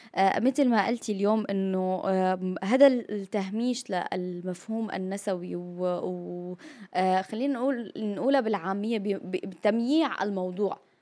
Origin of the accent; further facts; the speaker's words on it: Syria; نحن كمان كسوريين